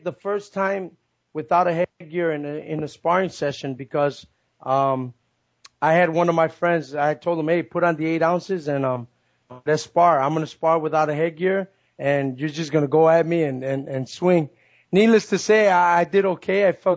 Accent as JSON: {"language": "English", "town": "Chicago", "region": "Illinois", "country": "United States", "tie": "born or raised there", "said": "my hometown team sports, which are the Chicago Bulls, the Chicago Bears, the Blackhawks"}